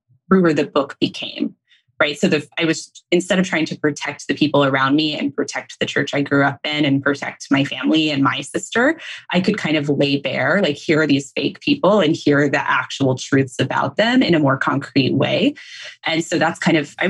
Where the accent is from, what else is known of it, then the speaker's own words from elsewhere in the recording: North Texas, United States; So I grew up in North Texas, like CJ